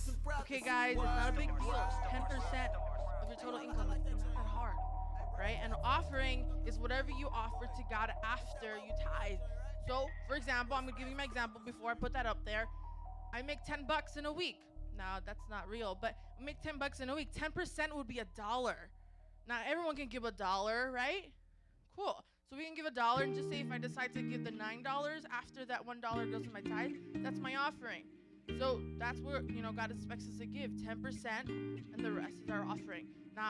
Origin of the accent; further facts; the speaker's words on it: Chicago, Illinois, United States; I'm from Chicago over there, like the Bears.